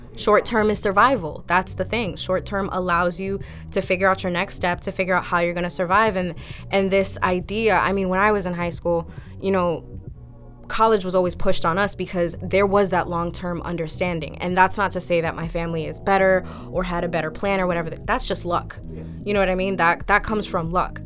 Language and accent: English; Lawrence, Massachusetts, United States; I've been a product of Lawrence Public School Systems myself